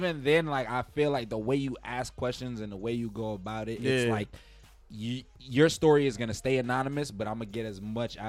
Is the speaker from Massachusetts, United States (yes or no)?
no; New York City, New York, United States; I'm from the hood. I'm from Bed-Stuy, born and raised, grew up, like gunshots, daytime, all types of crazy shit.